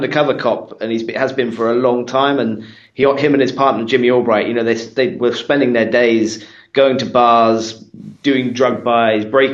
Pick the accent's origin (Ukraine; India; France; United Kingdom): United Kingdom; being British